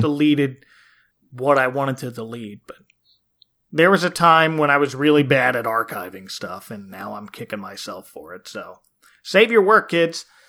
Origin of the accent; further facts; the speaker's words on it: New Jersey, United States; growing up in New Jersey